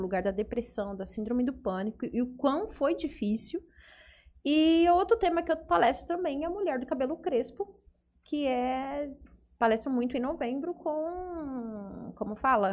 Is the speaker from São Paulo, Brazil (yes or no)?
yes; Fernandópolis, São Paulo, Brazil; sou de Fernandópolis